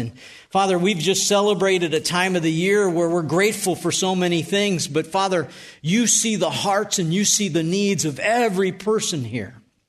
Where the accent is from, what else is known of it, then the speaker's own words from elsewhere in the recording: North Tonawanda, New York, United States; I told you at the beginning, I grew up in Western New York. And I lived at 319 Tremont Street.